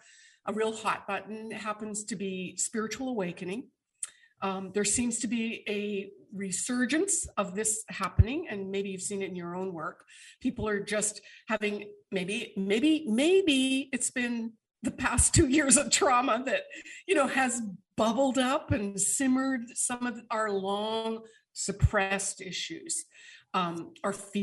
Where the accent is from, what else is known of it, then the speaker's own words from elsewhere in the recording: Canada; moved away; all of my Canadian friends, my kins, because I hail from Canada originally